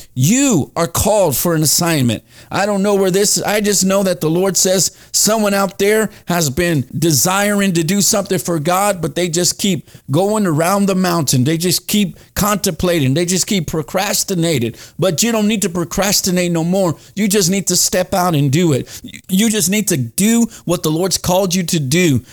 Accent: Dallas, Texas, United States; moved away; Dallas, my hometown

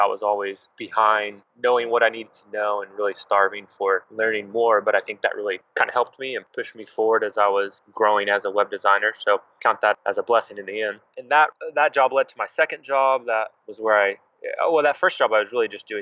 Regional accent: Oklahoma City, Oklahoma, United States; I'm actually from Oklahoma City, Oklahoma, and I've spent the majority of my life in and around this area

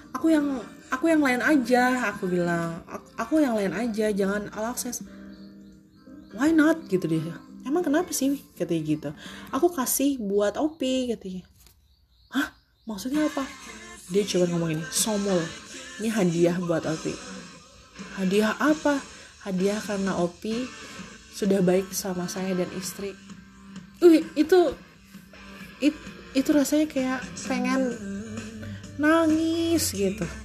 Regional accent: Cianjur, West Java, Indonesia; itu dari kampung aku kebetulan admin juga uh, admin di toko aku kebetulan dari Cianjur

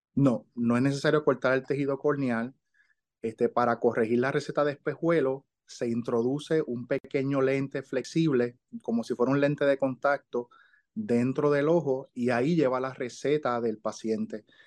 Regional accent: Ponce, Puerto Rico; moved away as an adult; also born or lived in Miami; yo soy de Ponce.

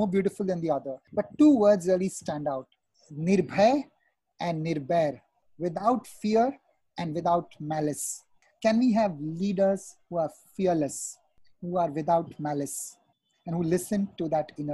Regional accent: Mumbai, Maharashtra, India; moved away as an adult; also born or lived in Pune / Kolkata / Chennai / Bastar; growing up in Mumbai and having done my education in Pune, Kolkata, worked in Chennai

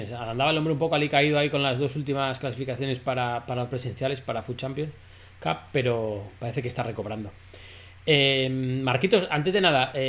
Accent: Cantabria, Spain; la mayoría de los que hacemos el podcast somos cántabros

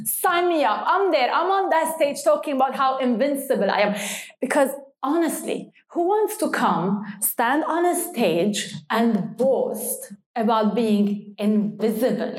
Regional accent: Lebanon; moved away as an adult; now in Dubai, United Arab Emirates; I was born in Lebanon and stayed in Lebanon

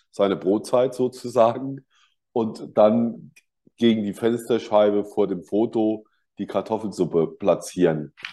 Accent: Kaiserslautern, Rhineland-Palatinate, Germany; Und in meiner Heimatstadt Kaiserslautern gab es einen 2001-Laden und das war schon sehr schön.

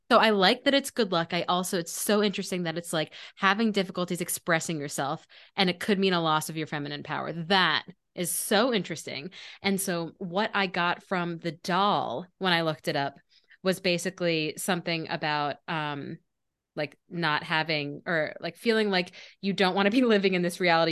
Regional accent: Maryland, United States; I grew up in Maryland, like eating crabs was my childhood

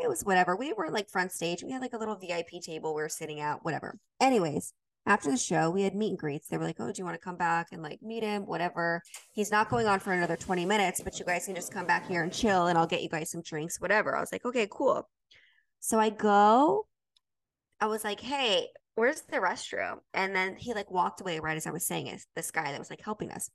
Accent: Utah, United States; I grew up in Utah

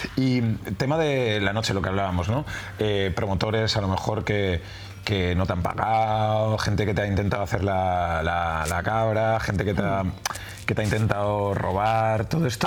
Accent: Barcelona, Catalonia, Spain; yo soy de aquí de Barcelona

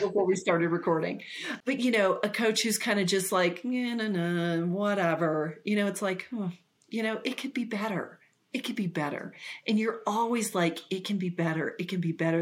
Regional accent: Ponca City, Oklahoma, United States; the place I grew up was in Ponca City, Oklahoma

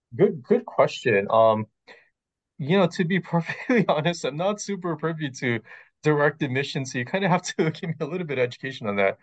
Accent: Hawaii, United States; moved away as an adult; also born or lived in Riverside, California / Costa Mesa, California; now in California, United States; I'm originally from Hawaii.

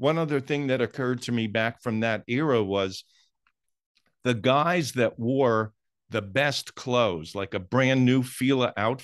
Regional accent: New Jersey, United States; moved away as an adult; also born or lived in Westchester; I grew up in New Jersey

